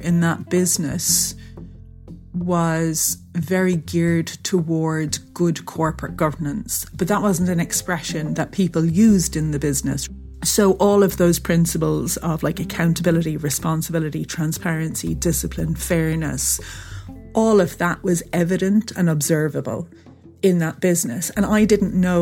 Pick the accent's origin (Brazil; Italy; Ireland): Ireland; also born or lived in England; I was born in England and we lived there till I was about 7. And then we moved to Ireland, which is where my parents are from